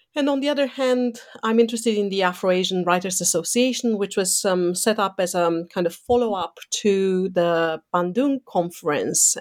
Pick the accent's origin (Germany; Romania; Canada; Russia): Romania; moved away; growing up in Eastern Europe um, under a communist dictatorship mm, so under Ceausescu's um, dictatorship